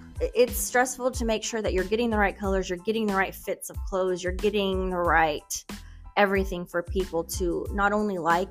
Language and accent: English; Kansas, United States; also born or lived in Houston, Texas; now in Katy, United States; No, I was born in Houston, but I went to middle school, high school, college in Kansas.